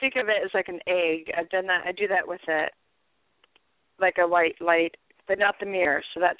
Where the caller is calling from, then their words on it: San Francisco Bay Area, California, United States; I'm calling from the Bay Area.